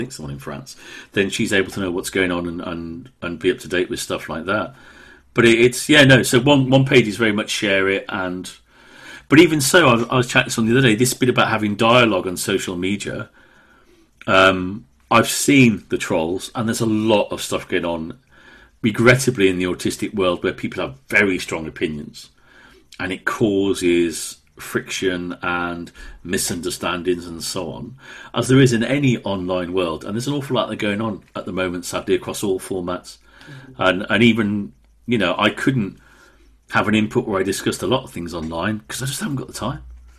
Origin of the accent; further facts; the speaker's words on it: Wolverhampton, West Midlands, United Kingdom; accent: Brummie/Midlands; Well, I was brought up in Wolverhampton. But because of Mum and Dad's strong Welsh accent and speaking Welsh language at home, it kind of got rid of almost all, but not quite all, of the Brummie accents.